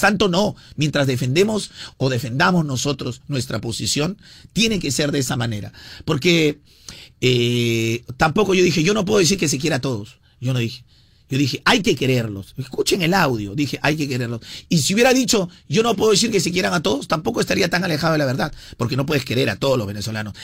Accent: Peru; nosotros como peruanos

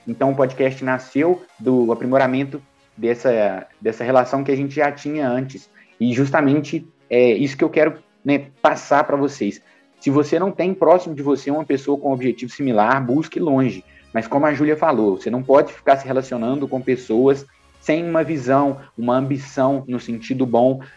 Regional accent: Minas Gerais, Brazil; eu sou de Minas Gerais

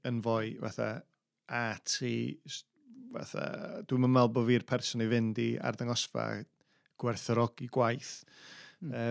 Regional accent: North Wales, United Kingdom; ni'n dod o Gogledd Cymru

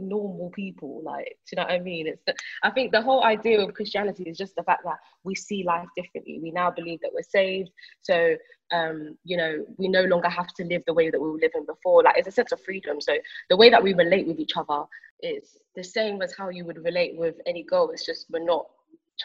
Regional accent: Milton Keynes, South East England, United Kingdom; I grew up in Milton Keynes. I'm not from London

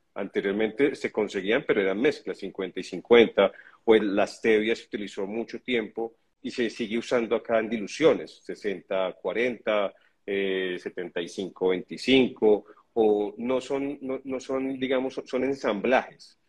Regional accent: Colombia; yo soy colombiano

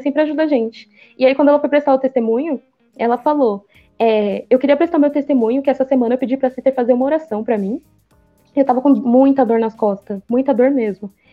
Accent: São Paulo, Brazil; a gente é daqui de São Paulo

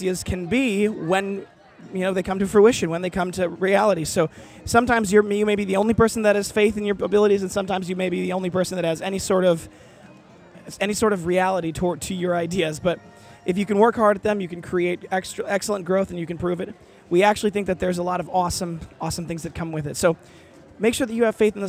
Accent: Midwest, United States; I grew up in the Midwest

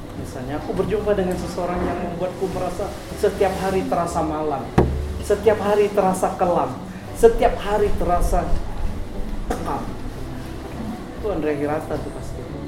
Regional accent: Gantong, Bangka Belitung Islands, Indonesia; moved away as an adult; kampung saya itu berada nama kampungnya itu Gantong berada di di, kamp, di wilayah paling timur Pulau Belitung

